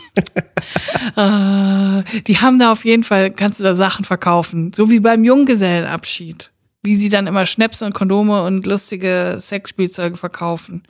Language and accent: German; Siegen, North Rhine-Westphalia, Germany; in Siegen im Gefängnis saß, wo ich herkomme